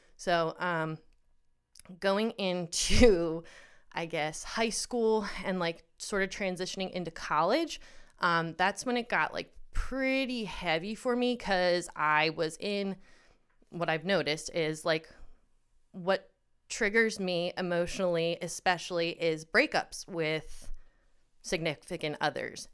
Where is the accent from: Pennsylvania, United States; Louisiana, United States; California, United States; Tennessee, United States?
Pennsylvania, United States; We grew up in Pennsylvania, and I am going to be moving to Colorado as of this weekend.